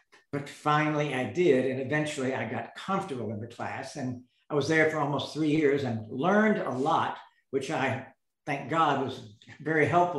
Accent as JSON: {"language": "English", "town": "Dallas", "region": "Texas", "country": "United States", "tie": "born or raised there", "said": "Well, I grew up in all over the place because my father was in sales. And then we moved to Dallas right before I went to college at Trinity in San Antonio."}